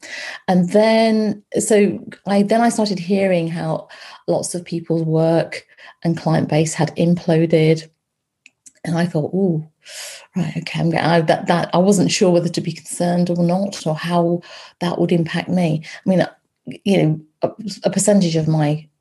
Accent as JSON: {"language": "English", "town": "Loughborough", "region": "East Midlands", "country": "United Kingdom", "tie": "born or raised there", "moved": "yes", "said": "I grew up in Loughborough. My parents and my brother are there"}